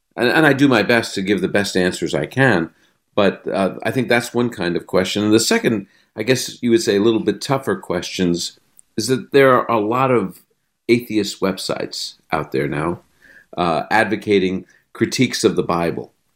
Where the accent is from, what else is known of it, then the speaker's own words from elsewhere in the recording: New York City, New York, United States; I was raised in the Holy Land, Brooklyn, New York